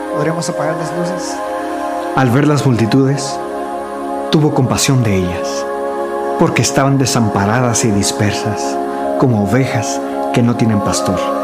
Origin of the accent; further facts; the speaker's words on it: Mexico; moved away as an adult; also born or lived in India; nosotros como mexicanos